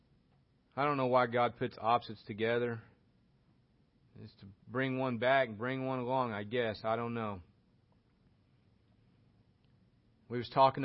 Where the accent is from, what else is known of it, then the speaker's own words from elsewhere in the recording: Oklahoma, United States; I'm from Oklahoma and I speak like this